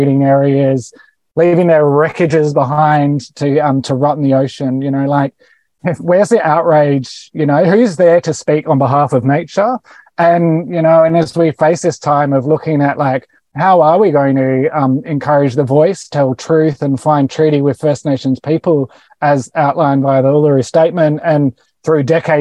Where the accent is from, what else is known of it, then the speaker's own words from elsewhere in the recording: Australia; I am an Australian